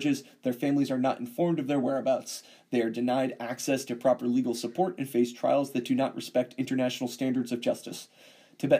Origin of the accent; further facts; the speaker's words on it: United States; as an American